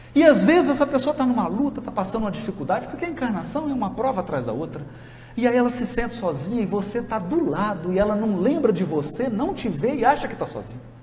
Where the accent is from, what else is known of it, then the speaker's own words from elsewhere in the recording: Jequitinhonha Valley, Minas Gerais, Brazil; lá na minha terra, lá no Vale do Jequitinhonha